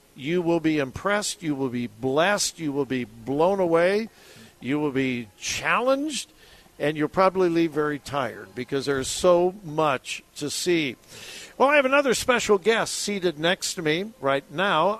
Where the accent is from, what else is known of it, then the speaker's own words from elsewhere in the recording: Southern California, United States; I was raised in Southern California